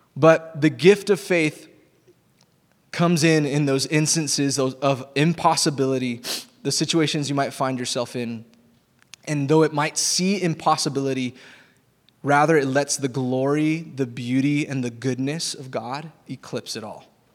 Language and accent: English; Texas, United States; I grew up in Texas